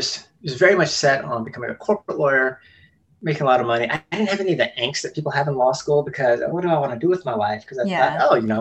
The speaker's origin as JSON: {"language": "English", "region": "South Carolina", "country": "United States", "tie": "born or raised there", "said": "I was born in South Carolina, and they just ended up never moving back. Mm-hmm. We lived in a small rural town"}